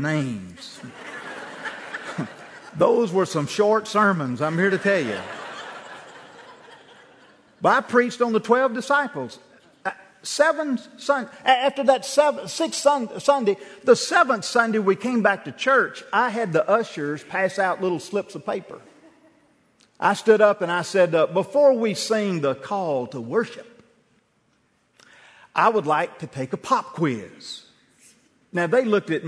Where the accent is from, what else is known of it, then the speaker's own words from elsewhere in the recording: Bruce, Mississippi, United States; First Baptist Church Bruce at some point where I grew up in Calhoun County